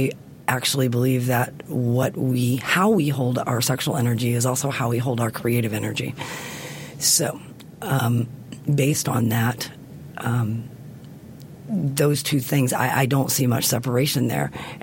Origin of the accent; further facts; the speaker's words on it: the South, United States; I grew up in the South